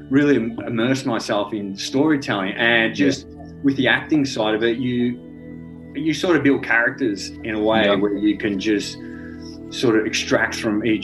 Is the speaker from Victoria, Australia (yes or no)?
yes; St Helena, Victoria, Australia; I grew up around Saint Helena, so yeah. uh, there was a bit of bushland there.